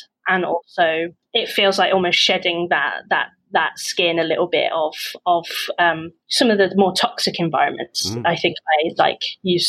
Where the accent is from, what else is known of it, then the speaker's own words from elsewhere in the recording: West Midlands, United Kingdom; now in London, United Kingdom; until I came to London and I could be like this, you know I've grew up in the Midlands, I've lost my accent, you